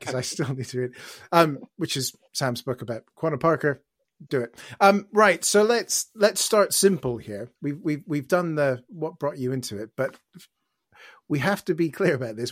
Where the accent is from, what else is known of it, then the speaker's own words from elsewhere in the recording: Canada; now in United Kingdom; As a Canadian who's lived here for more than he's ever lived in Canada